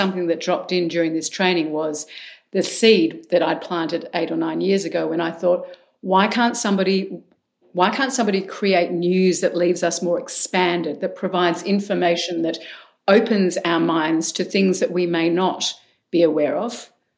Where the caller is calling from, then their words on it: Melbourne, Victoria, Australia; From Melbourne, Australia. So I'm in your future, Mark.